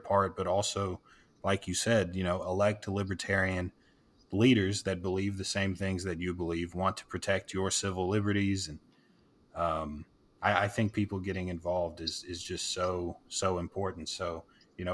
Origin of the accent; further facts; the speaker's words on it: the South, United States; now in Texas, United States; I'm born and raised in the South